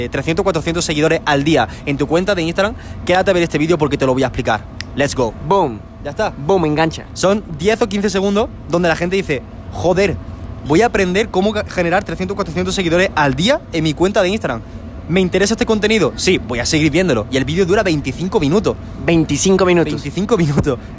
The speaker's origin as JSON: {"language": "Spanish", "country": "Spain", "said": "porque ahora mismo estamos en Medellín y yo soy de España."}